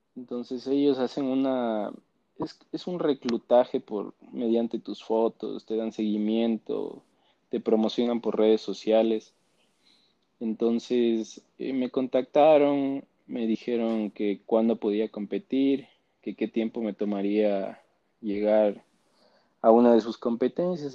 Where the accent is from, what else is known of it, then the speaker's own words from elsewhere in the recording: Quito, Pichincha, Ecuador; Nací en Quito, vivo en Quito.